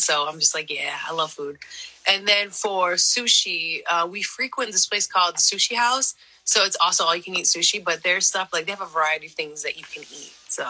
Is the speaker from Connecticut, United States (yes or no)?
yes; East Hartford, Connecticut, United States; also born or lived in San Jose, California; I grew up in Connecticut. I was actually born in California, in San Jose.